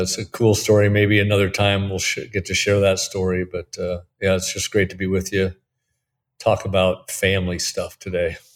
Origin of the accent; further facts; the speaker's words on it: Portland, Oregon, United States; moved away as an adult; also born or lived in Denver, Colorado; now in Alton, United States; I'm from Portland, Oregon, so I'm a Northwest guy